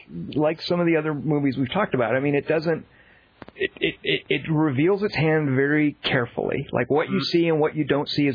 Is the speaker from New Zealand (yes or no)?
no; Australia; Oh, that's right. We're all Australian.